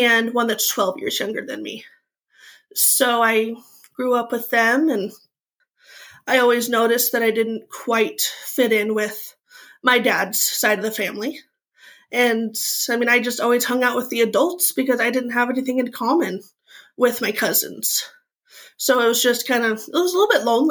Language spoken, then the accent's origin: English; Eastern Washington, United States; I grew up in Eastern Washington in a small mining and logging town.